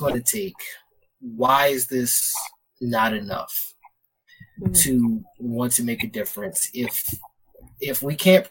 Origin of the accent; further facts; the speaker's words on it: Baltimore, Maryland, United States; I'm from Baltimore